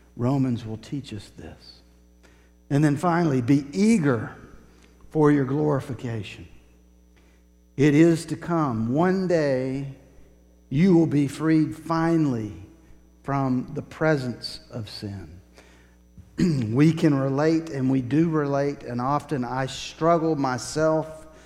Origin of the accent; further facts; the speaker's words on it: Woodstock, Georgia, United States; I grew up in Woodstock, not too far from Kennesaw Mountain